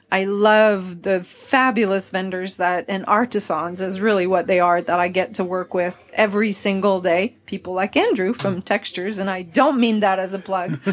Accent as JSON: {"language": "English", "region": "Quebec", "country": "Canada", "also_born_or_lived": "Dallas", "first_language": "French", "second_language": "English", "moved": "yes", "lives_now": "Nashville, United States", "said": "I am originally from Quebec, the French part of Canada."}